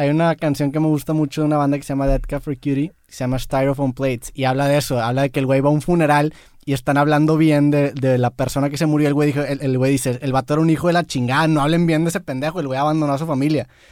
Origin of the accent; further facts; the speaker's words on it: Monterrey, Nuevo León, Mexico; soy de Monterrey